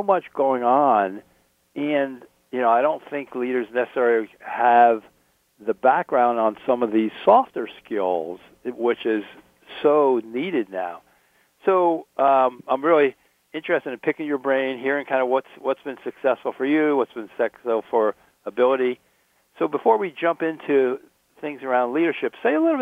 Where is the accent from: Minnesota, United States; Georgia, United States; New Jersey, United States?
New Jersey, United States; also born or lived in Connecticut; now in West Coast, United States; I grew up in New Jersey and spent time in Connecticut